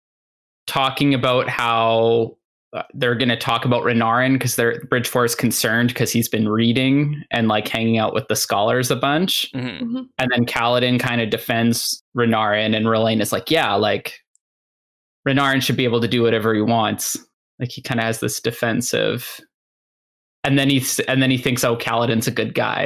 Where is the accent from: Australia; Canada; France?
Canada; I'm Canadian